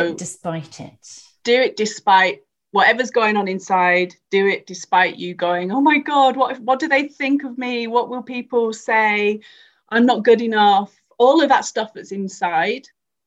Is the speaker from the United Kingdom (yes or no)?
yes; Carlisle, North West England, United Kingdom; moved away; I'm from Carlisle, Cumbria